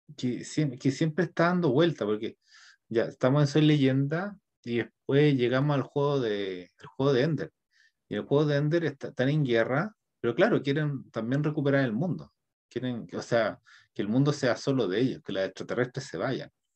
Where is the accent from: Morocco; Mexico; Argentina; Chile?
Chile; nuestro país está cambiando, es como de ser un país neoliberal, va a ser un país como socialista